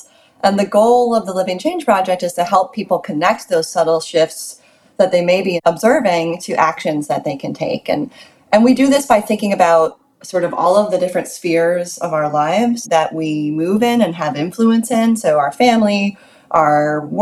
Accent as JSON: {"language": "English", "country": "United States", "said": "as an American"}